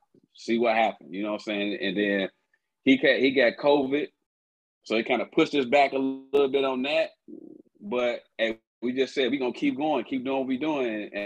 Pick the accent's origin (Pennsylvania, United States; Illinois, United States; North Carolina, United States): Illinois, United States; Chicago; also born or lived in Tuscaloosa, Alabama; Born there, but raised in Chicago. I was born in Tuscaloosa, Alabama.